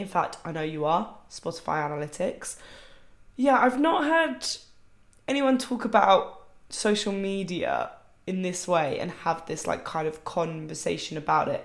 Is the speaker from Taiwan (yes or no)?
no; United Kingdom; I'm British.